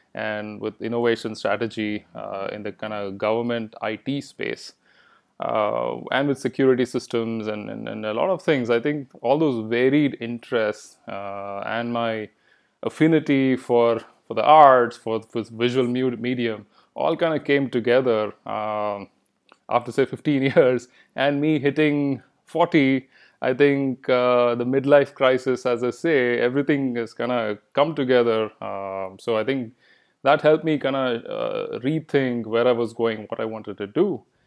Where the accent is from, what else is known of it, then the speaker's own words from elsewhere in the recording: Bangalore, Karnataka, India; first language Kannada; English is a second language; moved away as an adult; also born or lived in Tucson, Arizona, United States; now in United States; I grew up in Bangalore